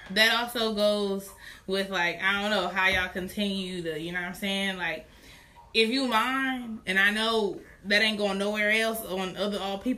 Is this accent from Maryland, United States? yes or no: yes; Baltimore, Maryland, United States; Y'all already know I'm from Baltimore.